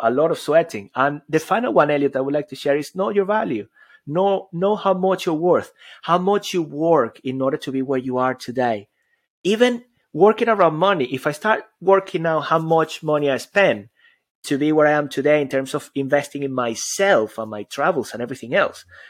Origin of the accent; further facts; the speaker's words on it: Venezuela; moved away; also born or lived in Spain / United Kingdom; I come all the way from Venezuela. I grew up there, but then I, you know, I, I lived in Spain and I lived in, in the U K